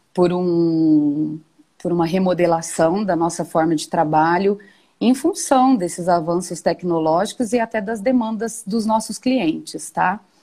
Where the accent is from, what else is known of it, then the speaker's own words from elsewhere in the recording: Batatais, São Paulo, Brazil; Estudei lá na minha adolescência, no Colégio São José, que aí é anexo às faculdades claretianas